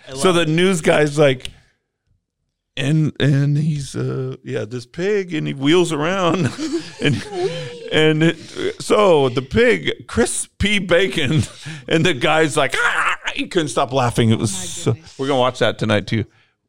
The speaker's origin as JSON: {"language": "English", "town": "Bakersfield", "region": "California", "country": "United States", "tie": "born or raised there", "said": "I grew up in Bakersfield, California, home of … and Hee Haw country music."}